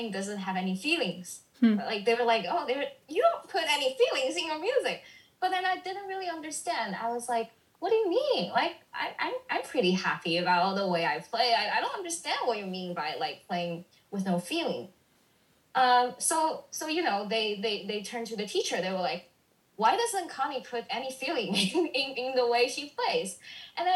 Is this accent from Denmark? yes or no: no; China; moved away as an adult; also born or lived in Canada; now in United States; I was born and raised in China. I went abroad to study in Canada for a year and then, you know, moved to the States.